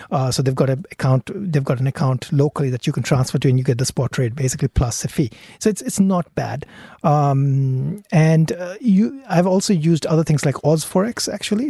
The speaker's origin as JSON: {"language": "English", "country": "India", "moved": "yes", "lives_now": "Australia", "said": "I come from India"}